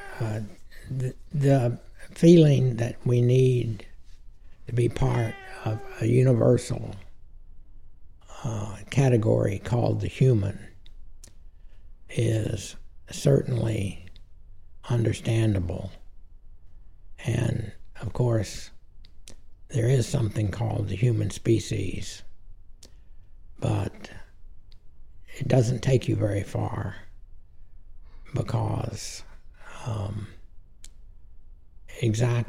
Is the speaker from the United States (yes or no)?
yes; Texas, United States; I'm a Texan before anything else